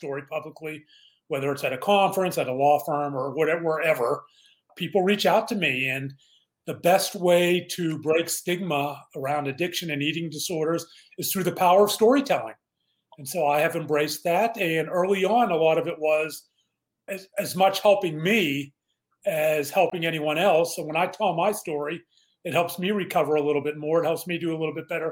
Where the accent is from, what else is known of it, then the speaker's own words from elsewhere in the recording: Mount Lebanon, Pennsylvania, United States; I grew up in Pittsburgh, a suburb of Mount Lebanon